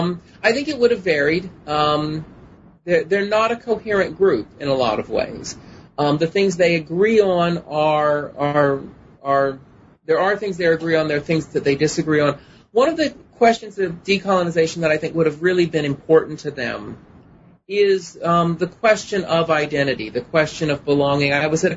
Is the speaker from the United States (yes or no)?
no; Germany; born there; I actually was not born in the U.S. I was born in Germany on an Air Force base.